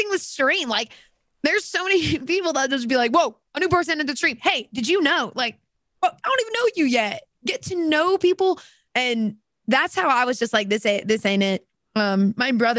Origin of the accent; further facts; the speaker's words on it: Alabama, United States; I'm from Alabama